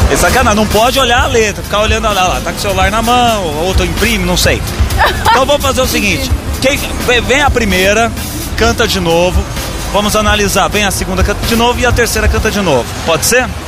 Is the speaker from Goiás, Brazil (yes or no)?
yes; Anápolis, Goiás, Brazil; sou de Anápolis, Goiás.